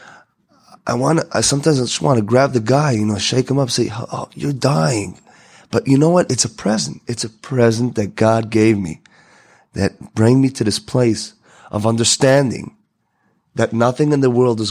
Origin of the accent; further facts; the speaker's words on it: Israel; I came from Israel